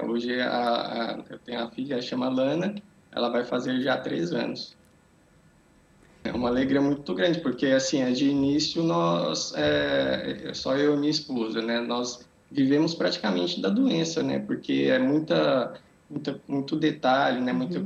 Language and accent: Portuguese; Brazil; moved away as an adult; now in Portugal; eu nasci no Brasil, né? Vivi lá até é, 10 anos atrás, né? Que eu mais ou menos que eu mudei para cá.